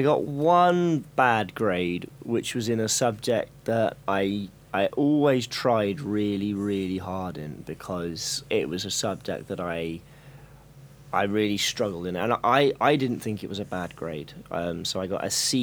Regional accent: Hillingdon, London, United Kingdom; I was born just outside London in a place called Hillingdon Hospital

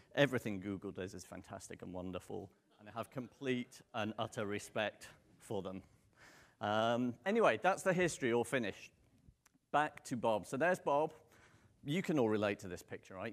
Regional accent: United Kingdom; accent: British; moved away; you could probably tell from the accent I'm not local. Um, I'm British

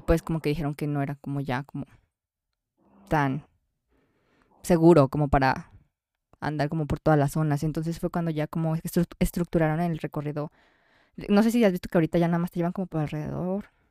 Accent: Mexico; nosotros somos mexicanos

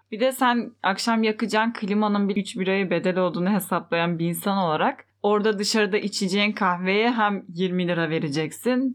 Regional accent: Fethiye, Muğla, Turkey; Ben Fethiye'liyim

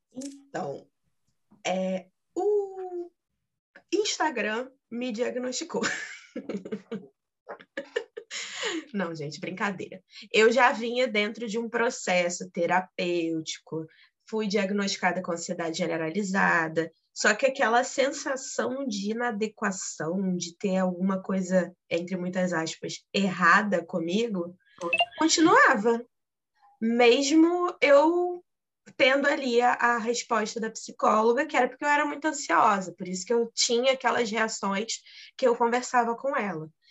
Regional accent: Rio de Janeiro, Brazil; sou do Rio de Janeiro

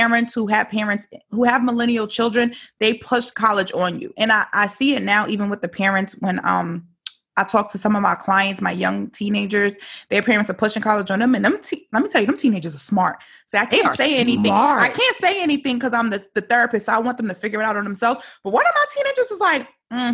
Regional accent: New York City, New York, United States; moved away; I'm from New York originally

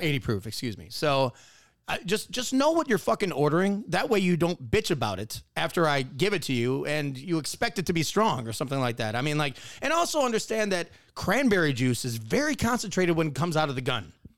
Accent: Wisconsin, United States; moved away; I grew up in Wisconsin.

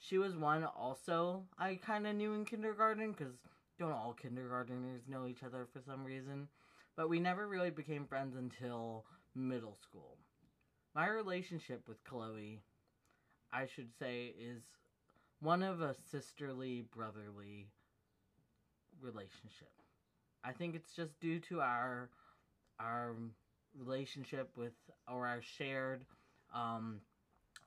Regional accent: United States; she and I both share a similar background or similar ethnicity and nationality, which we're both American

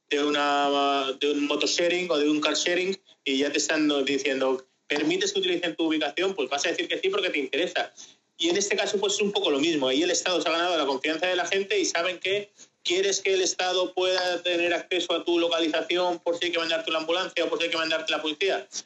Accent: Spain; De España.

